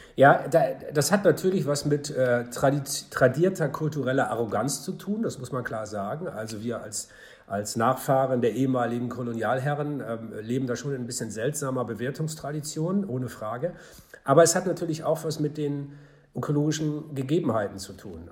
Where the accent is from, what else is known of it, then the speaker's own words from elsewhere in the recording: Hamburg, Germany; in meiner Heimatstadt Hamburg